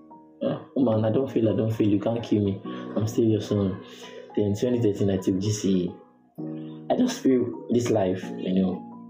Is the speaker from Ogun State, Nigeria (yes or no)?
yes; Ogun State, Nigeria; now in Ikorodu, Nigeria; Ogun State.